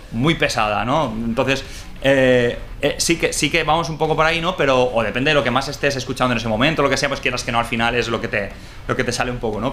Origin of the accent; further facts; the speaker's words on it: Mallorca, Balearic Islands, Spain; nosotros somos tres tíos de Mallorca